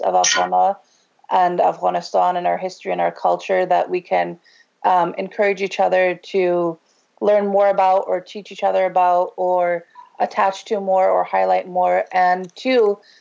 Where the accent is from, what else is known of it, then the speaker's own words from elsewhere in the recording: Ohio, United States; I grew up in Ohio.